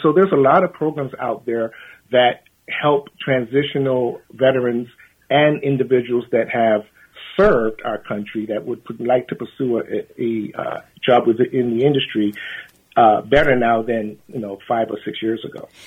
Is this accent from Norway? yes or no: no; London, United Kingdom; moved away; I was born in London, England, in 1964